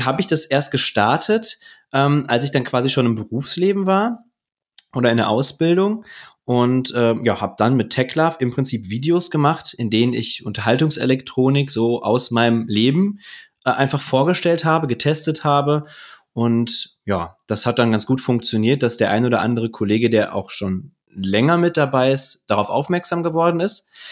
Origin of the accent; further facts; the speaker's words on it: Ruhr area, North Rhine-Westphalia, Germany; Und ich komme ja aus dem Ruhrgebiet